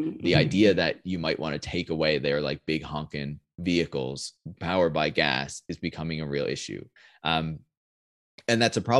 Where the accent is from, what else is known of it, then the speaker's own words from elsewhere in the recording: Canada; I'm not based in DC either. Like I'm Canadian